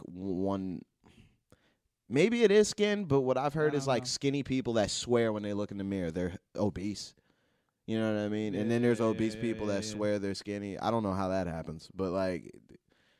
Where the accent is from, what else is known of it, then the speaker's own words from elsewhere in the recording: Plainfield, United States; growing up in Plainfield